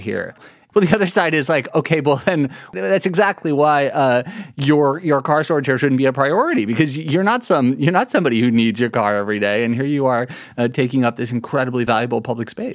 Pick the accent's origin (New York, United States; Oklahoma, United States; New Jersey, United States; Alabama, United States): New York, United States; New York City; I grew up in Lower Manhattan